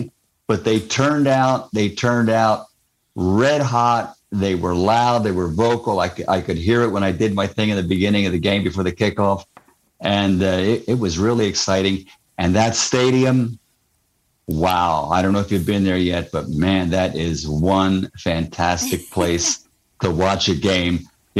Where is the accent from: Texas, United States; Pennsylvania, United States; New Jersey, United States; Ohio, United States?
Pennsylvania, United States; Philadelphia; I'm an Eagles fan, born and raised in Philly and everything.